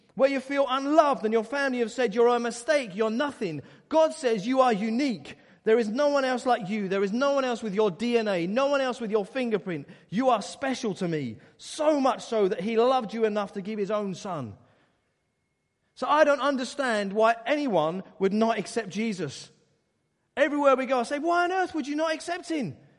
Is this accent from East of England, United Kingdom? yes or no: yes; Essex, East of England, United Kingdom; I grew up in Essex, wonderful county